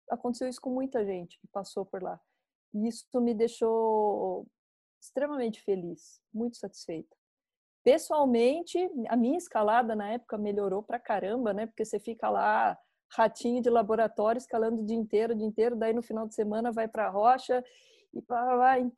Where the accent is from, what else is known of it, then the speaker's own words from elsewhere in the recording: Botucatu, São Paulo, Brazil; moved away as an adult; also born or lived in São Carlos / Curitiba; Eu sou de Botucatu.